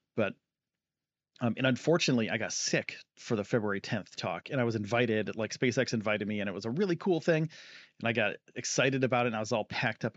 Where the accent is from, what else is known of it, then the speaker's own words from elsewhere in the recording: Northeast, United States; I'm from the Northeast